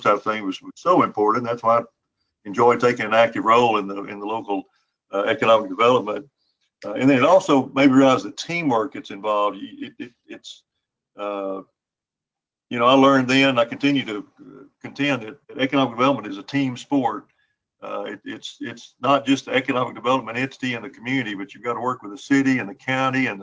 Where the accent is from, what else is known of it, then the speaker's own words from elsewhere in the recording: Sweetwater, Texas, United States; My hometown is Sweetwater